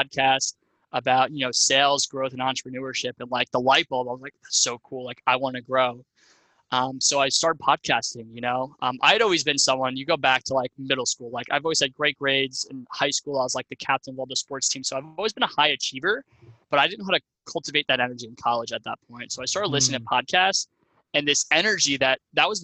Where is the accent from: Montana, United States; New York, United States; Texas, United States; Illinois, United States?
New York, United States; Long Island; moved away as an adult; also born or lived in Ohio; I'm from Long Island, New York originally. I grew up in, you know, like suburbia